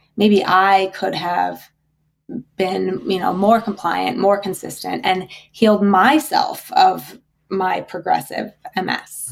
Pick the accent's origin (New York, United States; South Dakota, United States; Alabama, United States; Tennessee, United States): South Dakota, United States; I grew up in South Dakota in the most beautiful, like really, really beautiful part of the country